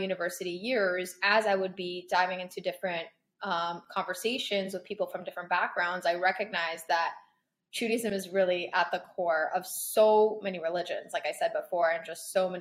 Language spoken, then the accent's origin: English; Toronto, Ontario, Canada; moved away as an adult; also born or lived in Paris, France / Crown Heights, New York; now in New Jersey, United States; I was born in Paris. I was raised there until I was 10 years old. Mm-hmm. Then I grew up in Toronto majority of my life. I went to high school there